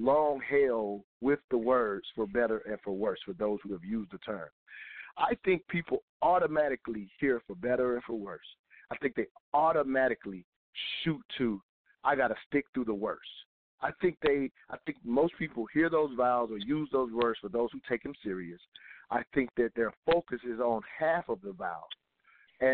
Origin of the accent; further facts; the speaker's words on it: the South, United States; growing up in the South